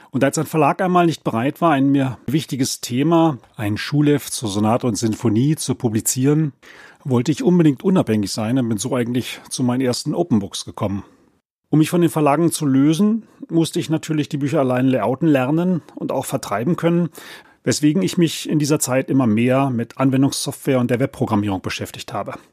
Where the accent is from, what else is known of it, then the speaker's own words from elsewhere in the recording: Berlin, Germany; Aufgewachsen bin ich in Berlin-Spandau und über meinen Vater, der Kirchenmusiker war, bin ich mit Chormusik groß geworden.